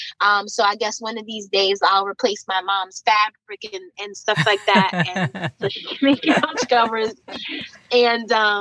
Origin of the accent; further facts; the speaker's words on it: White Plains, New York, United States; I grew up in Westchester, White Plains, New York, 914 in particular